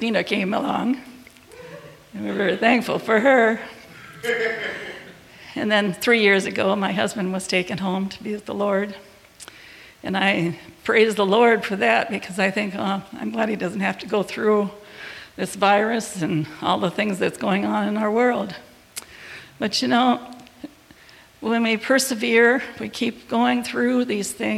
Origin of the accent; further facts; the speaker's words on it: Illinois, United States; I grew up in Illinois with 6 kids